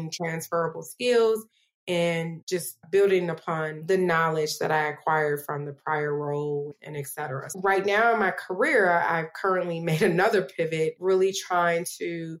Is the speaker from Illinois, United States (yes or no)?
yes; Chicago, Illinois, United States; now in Las Vegas, United States; I'm originally from Chicago, but I currently live in Las Vegas, Nevada.